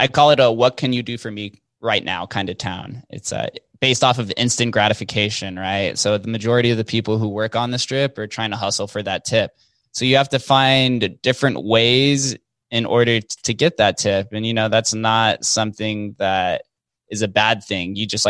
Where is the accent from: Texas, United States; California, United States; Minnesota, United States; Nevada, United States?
Nevada, United States; Las Vegas; it's just kind of bred into us by the way of growing up in Vegas. You see slot machines in the grocery store growing up.